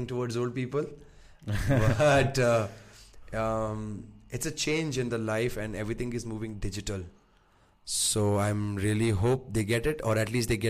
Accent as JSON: {"language": "English", "country": "India", "said": "I'm from India."}